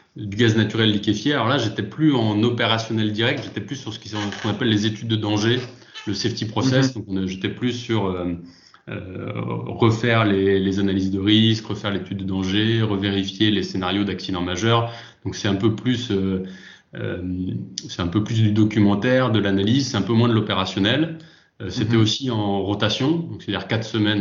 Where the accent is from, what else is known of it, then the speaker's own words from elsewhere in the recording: Lyon, Auvergne-Rhône-Alpes, France; moved away as an adult; now in south-west France; je suis originaire de Lyon, expatrié dans le sud-ouest depuis quelques